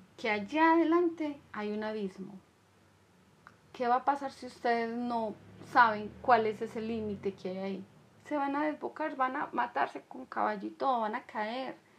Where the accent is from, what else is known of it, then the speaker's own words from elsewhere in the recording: Colombia; En mi país es Colombia